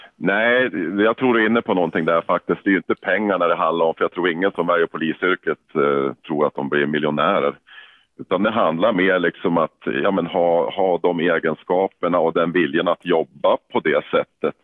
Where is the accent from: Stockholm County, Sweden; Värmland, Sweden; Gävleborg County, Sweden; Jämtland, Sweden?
Jämtland, Sweden; Yxskaftkälen; accent: Jämtland dialect; now in Umeå, Sweden; jag är jämtlänning i grund och botten. Född i en liten by som heter Yxskaftkärlen